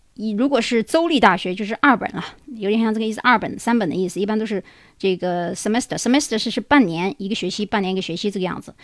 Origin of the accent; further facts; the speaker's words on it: China; now in United States; 我们中国人学英语